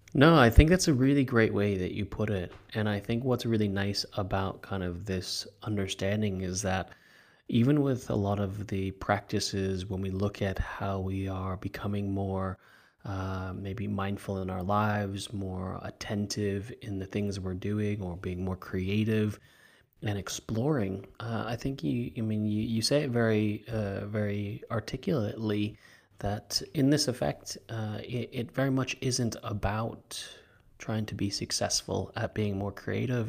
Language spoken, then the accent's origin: English; Los Angeles, California, United States; moved away as an adult; also born or lived in New Zealand / Australia; now in London, United Kingdom; I was actually born in New Zealand and my family is Chinese, but at a very early age at around, um, four years old, we moved to Los Angeles, and so I grew up in California.